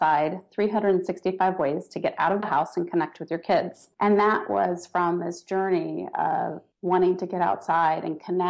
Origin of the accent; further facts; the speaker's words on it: Washington, District of Columbia, United States; I grew up in the Washington, D.C. area, went to school, stayed there most of my adult life